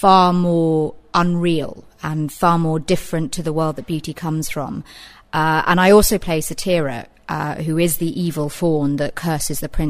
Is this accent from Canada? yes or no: no; Reading, South East England, United Kingdom; I'm from Reading originally, as is Ollie